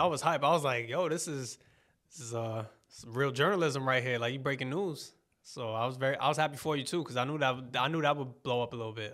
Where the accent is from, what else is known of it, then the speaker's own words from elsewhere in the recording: New York, United States; I'm from New York